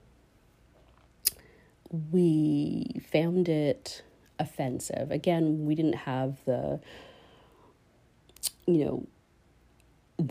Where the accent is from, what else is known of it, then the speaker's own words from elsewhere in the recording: Canada; I was born here in Canada